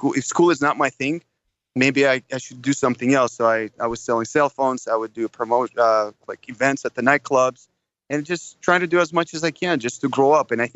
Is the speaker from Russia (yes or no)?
yes; Russia; English is a second language; moved away as an adult; now in United States; I was born in Russia. You know, I have a true immigrant story. You know, just a little bit about that is, you know, until 20 years old, I was growing up in Russia